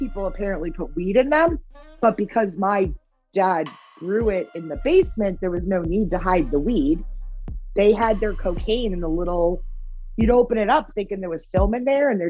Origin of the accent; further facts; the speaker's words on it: Yarmouth, Massachusetts, United States; I'm from Yarmouth